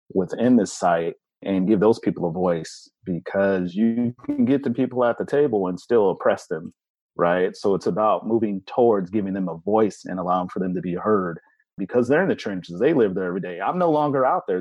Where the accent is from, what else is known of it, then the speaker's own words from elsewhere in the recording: Central Valley, California, United States; moved away; growing up in the Central Valley